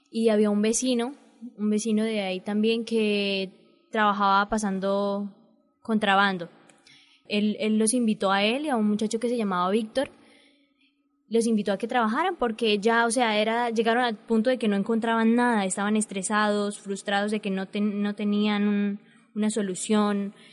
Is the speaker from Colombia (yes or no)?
yes; Saravena, Arauca, Colombia; now in Villa del Rosario, Colombia; nosotros venimos desplazadas de Saravena, Arauca, y pues por eso, este, por eso tenemos la vivienda, porque venimos desplazadas.